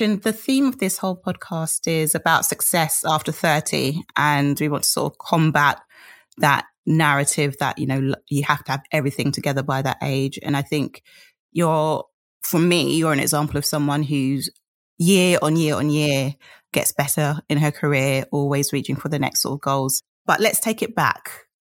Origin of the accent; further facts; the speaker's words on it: United Kingdom; I'm British